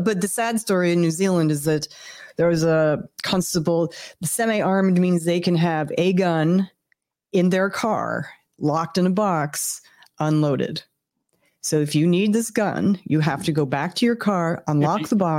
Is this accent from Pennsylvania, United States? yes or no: yes; Pennsylvania, United States; also born or lived in Ohio / New York City / Los Angeles; now in Seattle, United States; I'm from Pennsylvania